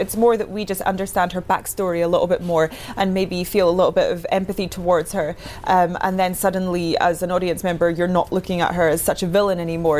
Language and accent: English; Inverness, Scotland, United Kingdom; Yes, I'm from Inverness, next to Loch Ness, from as of Loch Ness Monster fame.